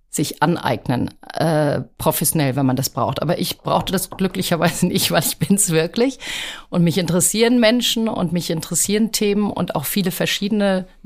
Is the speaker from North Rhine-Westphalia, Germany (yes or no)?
no; Rüsselsheim, Hesse, Germany; born there; now in Hamburg, Germany; Ich bin, wie du sagst, in Rüsselsheim geboren, aber ähm, Hamburg war so ein Sehnsuchtsort meines Vaters.